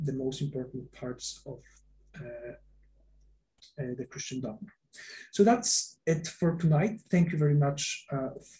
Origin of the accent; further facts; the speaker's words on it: Poland; I come from Poland